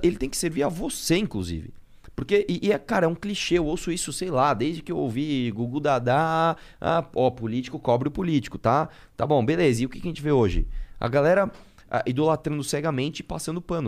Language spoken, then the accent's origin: Portuguese; São Paulo, Brazil; Nasci em São Paulo. Tá. Eu estudei no Colégio Lumiere, aqui na Zona Leste